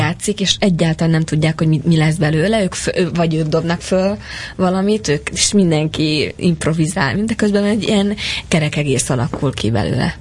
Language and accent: Hungarian; Hungary